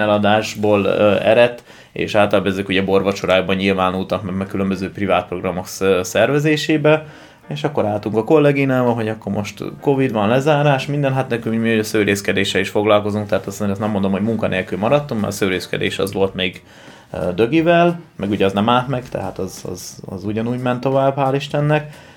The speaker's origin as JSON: {"language": "Hungarian", "town": "Debrecen", "region": "Hajdú-Bihar", "country": "Hungary", "tie": "born or raised there", "also_born_or_lived": "Tokaj-Hegyalja", "moved": "yes", "said": "én debreceni vagyok"}